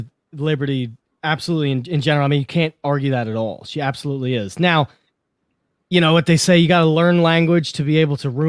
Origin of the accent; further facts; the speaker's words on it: New York, United States; I'm from New York